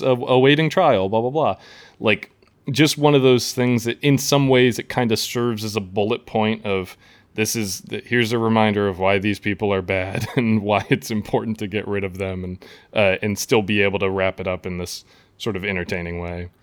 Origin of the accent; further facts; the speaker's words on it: Midwest, United States; I'm, I'm from the Midwest, uh, you know, I, I grew up across the street from a cornfield